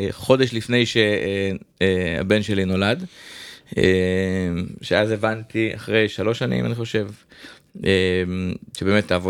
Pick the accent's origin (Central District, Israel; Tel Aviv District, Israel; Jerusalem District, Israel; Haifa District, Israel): Jerusalem District, Israel; Jerusalem; אני ירושלמי, גדלתי במסדרונות האומן 17.